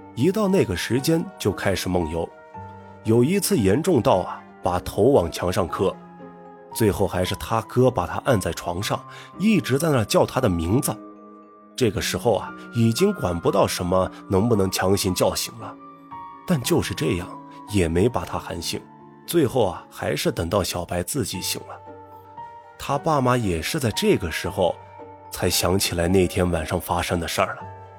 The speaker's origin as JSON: {"language": "Chinese", "town": "Gulang", "region": "Gansu", "country": "China", "tie": "born or raised there", "moved": "yes", "said": "我们呢，也都是从古浪献出来的"}